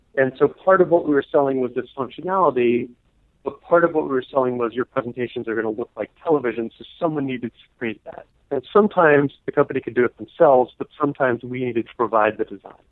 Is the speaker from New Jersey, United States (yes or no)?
yes; New Jersey, United States; also born or lived in Venezuela; most of my growing up in New Jersey.